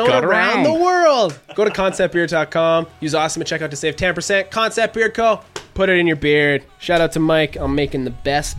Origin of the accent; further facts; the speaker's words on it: Canada; I'm from Canada.